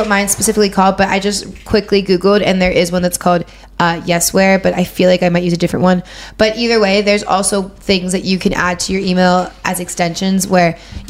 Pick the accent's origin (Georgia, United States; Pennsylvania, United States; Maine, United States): Pennsylvania, United States; Pittsburgh; moved away; And I'm originally from Pittsburgh